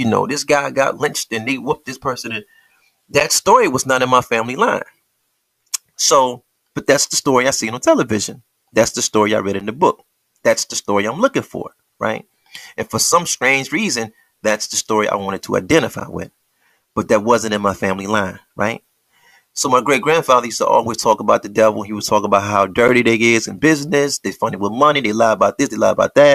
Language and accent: English; Detroit, Michigan, United States; I am from Detroit